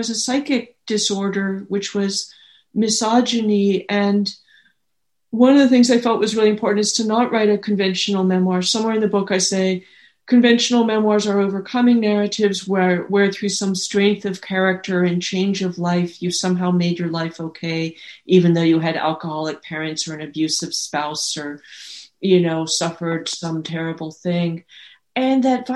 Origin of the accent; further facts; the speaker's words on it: the Bay Area, California, United States; I grew up in the Bay Area